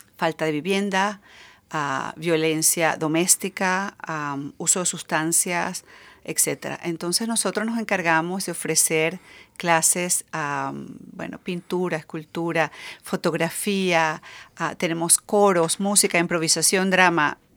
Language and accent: Spanish; Venezuela; moved away as an adult; also born or lived in Jeddah / Botswana; now in Seattle, United States; yo tengo cinco años en Seattle, soy venezolana, eh, muy orgullosa de ser venezolana.